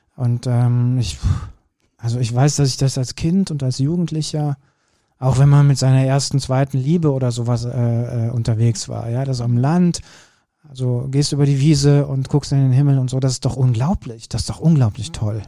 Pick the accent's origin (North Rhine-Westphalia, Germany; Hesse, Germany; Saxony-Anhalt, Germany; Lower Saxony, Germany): North Rhine-Westphalia, Germany; Kürten; Ich bin ja in Kürten groß geworden